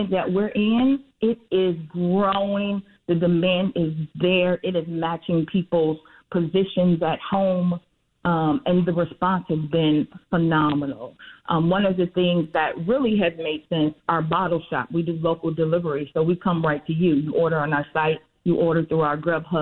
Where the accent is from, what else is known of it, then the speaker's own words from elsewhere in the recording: Chicago, Illinois, United States; we're Chicagoans born and bred on the South and West sides